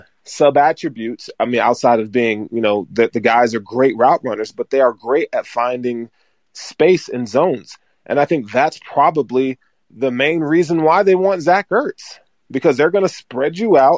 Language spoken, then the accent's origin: English; Deep South, United States; I am from the South. Okay. The deep South.